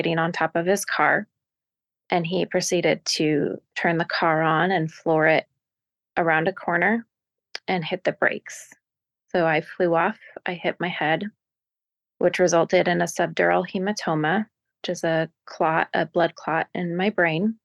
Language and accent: English; Portland, Oregon, United States; I grew up where I still reside. My family settled in the Pacific Northwest a generation ago. I live in Portland, Oregon